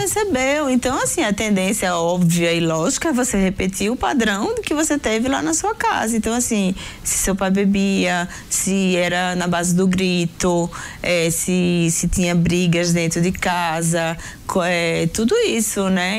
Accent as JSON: {"language": "Portuguese", "region": "Northeast Region", "country": "Brazil", "said": "nós somos do Nordeste"}